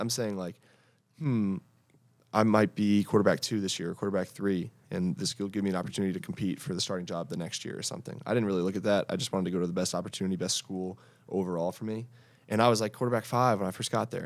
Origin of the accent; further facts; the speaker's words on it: Connecticut, United States; moved away as an adult; I was from Connecticut and I didn't have the exposure